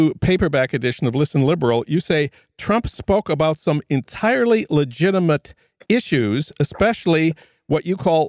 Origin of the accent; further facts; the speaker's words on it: St. Paul, Minnesota, United States; moved away; my hometown of St. Paul